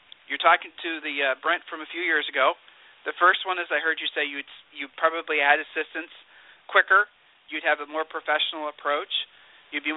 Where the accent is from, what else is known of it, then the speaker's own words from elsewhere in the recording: Ohio, United States; I'm from Ohio. And, being a Midwesterner, being a Midwesterner